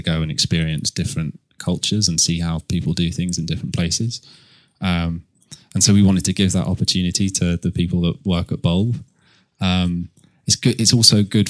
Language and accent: English; Canterbury, South East England, United Kingdom; I grew up in Canterbury.